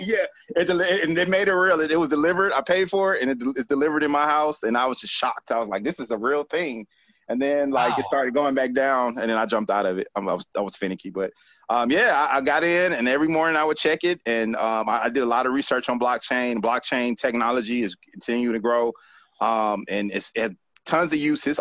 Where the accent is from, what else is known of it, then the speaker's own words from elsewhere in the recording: Decatur, Georgia, United States; Decatur, Georgia, um, is is where I spent the majority of my life